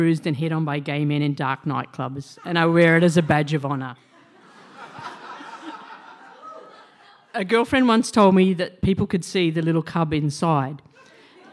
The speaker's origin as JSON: {"language": "English", "town": "Cessnock", "region": "New South Wales", "country": "Australia", "tie": "born or raised there", "said": "I grew up in Cessnock, in a pub, and I went to Catholic"}